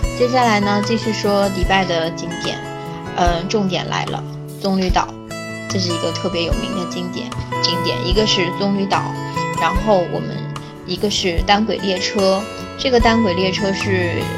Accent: China; 对我们中国人来说

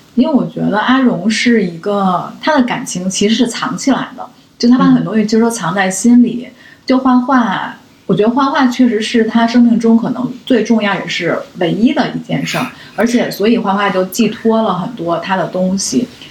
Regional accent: China; 我们中国人

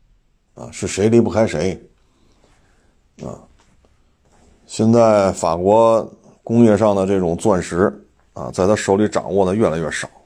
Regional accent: China; 我们中国人

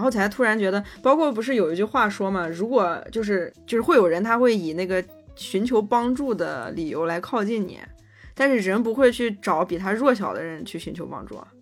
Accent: China; 我们中国人

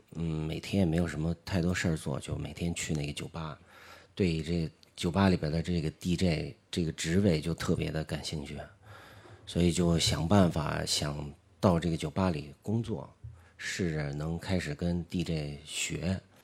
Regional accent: Beijing, China; also born or lived in Yinchuan, Ningxia / Zhuhai; 算是在北京长大吧

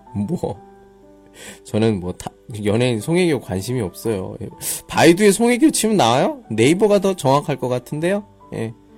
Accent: Daejeon, South Korea; 저는 따티엔, 대전 사람이에요

